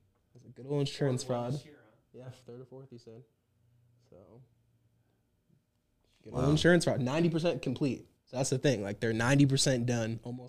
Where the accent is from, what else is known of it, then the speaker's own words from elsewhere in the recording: Las Vegas, Nevada, United States; So I'm a born and raised Las Vegas native. I was born in Valley Hospital in 1995, which is an old-ass hospital in Vegas.